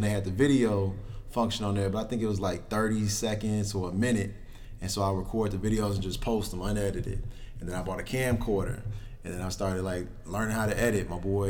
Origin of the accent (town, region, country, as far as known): Chicago, Illinois, United States; born or raised there; also born or lived in Calumet City, Illinois